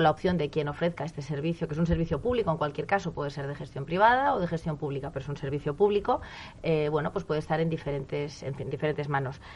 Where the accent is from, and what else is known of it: Spain